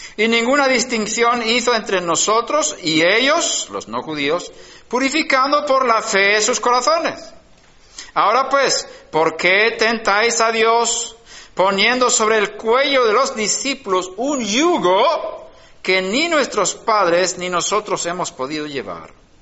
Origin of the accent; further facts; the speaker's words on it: Sweden; moved away; en Suecia, donde yo nací